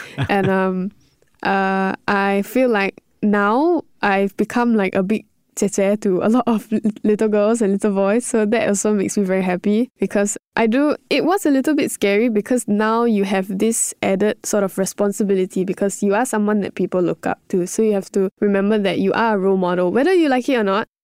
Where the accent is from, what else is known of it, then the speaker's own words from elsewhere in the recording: Singapore; being in Singapore, being my home country, everything, everyone speaking English